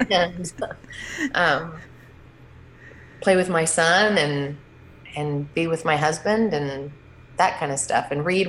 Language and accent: English; San Antonio, Texas, United States; Sure. Like you said … I am from San Antonio, Texas, and I am married with one child and one child on the way